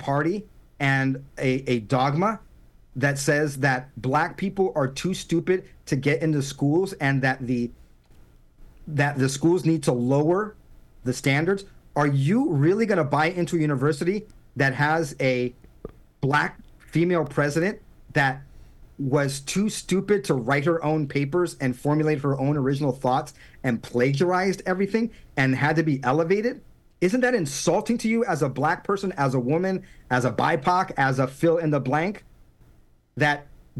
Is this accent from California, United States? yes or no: yes; San Diego, California, United States; also born or lived in Harlem, New York City / Los Angeles; And then we moved to San Diego. And I grew up in a predominantly white suburban area.